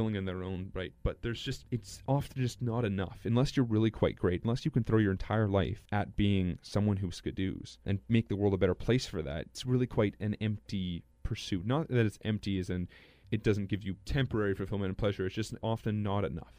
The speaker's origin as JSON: {"language": "English", "town": "Lorette", "region": "Manitoba", "country": "Canada", "tie": "born or raised there", "said": "growing up in Lorette"}